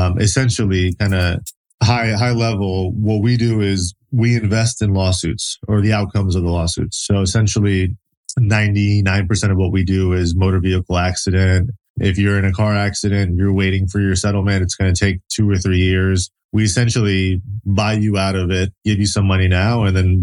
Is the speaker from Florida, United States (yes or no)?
yes; Kissimmee, Florida, United States; I grew up in Kissimmee, Florida